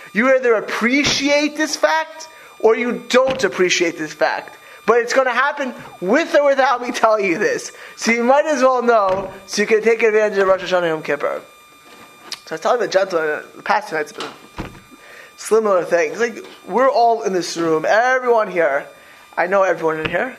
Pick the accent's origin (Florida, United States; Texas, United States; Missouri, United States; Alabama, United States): Florida, United States; Miami Beach; moved away; I grew up in Miami Beach.